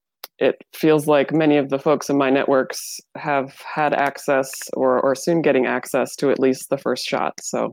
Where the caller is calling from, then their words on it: Lancaster, Pennsylvania, United States; I'm calling in from Lancaster, Pennsylvania.